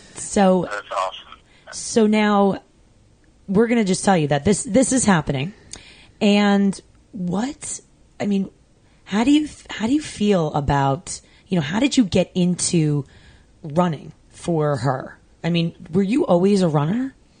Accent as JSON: {"language": "English", "area": "Long Island", "region": "New York", "country": "United States", "tie": "born or raised there", "said": "I grew up on Long Island"}